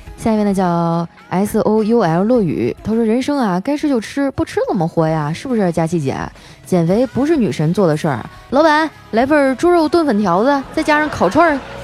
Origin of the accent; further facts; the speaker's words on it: Heilongjiang, China; moved away; 我老家黑龙江了嘛